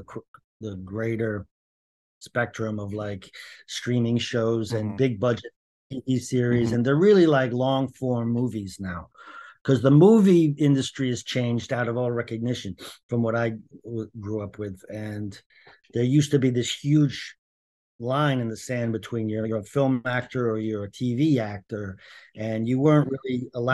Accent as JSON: {"language": "English", "town": "Cambridge", "region": "Massachusetts", "country": "United States", "said": "Not from New Jersey or even New York. I'm from Cambridge, Massachusetts."}